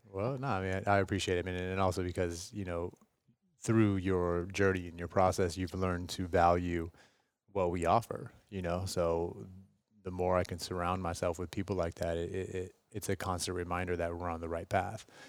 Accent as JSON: {"language": "English", "town": "Seattle", "region": "Washington", "country": "United States", "tie": "born or raised there", "moved": "as an adult", "lives_now": "Los Angeles, United States", "said": "born and raised in West Seattle, Washington."}